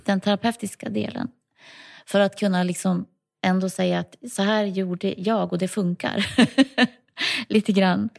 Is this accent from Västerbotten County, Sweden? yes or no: yes; Lycksele, Västerbotten County, Sweden; moved away as an adult; also born or lived in Ludvika / Tuvträsk / Stockholm; now in Huddinge, Sweden; jag är uppvuxen i Lycksele på dels ett litet område utanför lilla Lycksele stad och sen i en by den större delen av min barndom